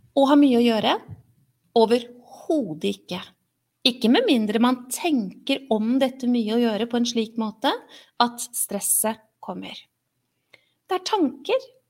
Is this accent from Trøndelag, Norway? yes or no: no; Oslo, Norway; jeg er oppvokst et sted i Oslo hvor det ikke gikk sånn med alle.